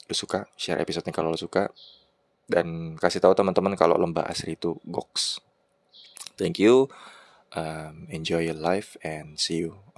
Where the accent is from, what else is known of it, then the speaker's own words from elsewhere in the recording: Cikarang, West Java, Indonesia; gue dari Cikarang